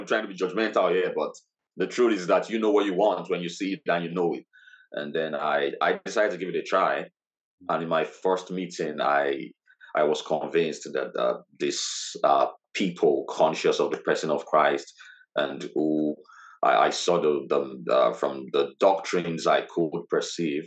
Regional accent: Lagos, Nigeria; moved away as an adult; also born or lived in Ogun State, Nigeria; now in Middlesbrough, United Kingdom; I lived in Lagos State most of my life, but my state of origin is Ogun State, and I'm Yoruba by tradition

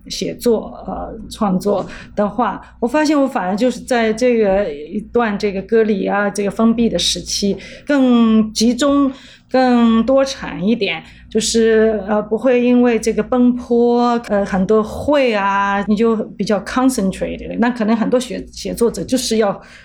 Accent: Shanghai, China; moved away as an adult; also born or lived in Europe; now in New York, United States; 因为我也是上海人

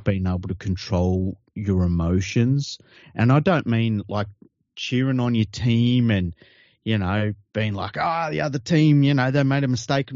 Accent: Sydney, New South Wales, Australia; I grew up in Tregear

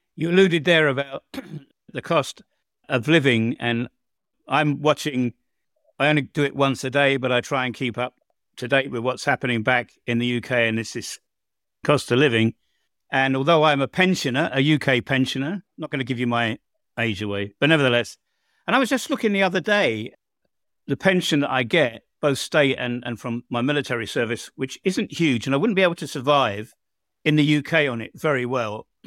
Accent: England, United Kingdom; moved away as an adult; now in Croatia

